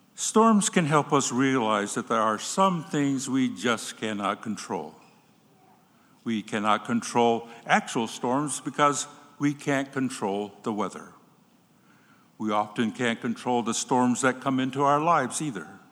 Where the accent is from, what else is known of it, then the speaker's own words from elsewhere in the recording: Cochiti Pueblo Reservation, New Mexico, United States; When I was a little boy growing up on the Coche de Pueblo Reservation in New Mexico